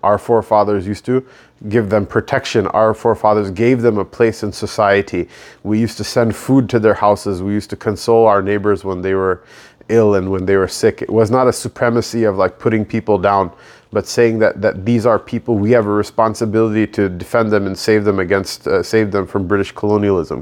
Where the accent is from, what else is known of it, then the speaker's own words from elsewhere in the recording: United States; the Pakistani identity, which I was raised in, even though I was born in America, but I was raised being told I'm a Pakistani.